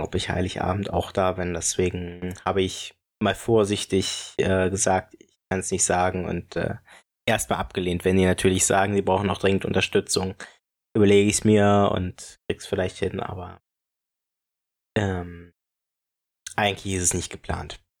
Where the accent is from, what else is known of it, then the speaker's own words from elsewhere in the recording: Brieselang, Brandenburg, Germany; moved away; aus meiner Heimatgemeinde ähm, und also aus meiner alten Heimat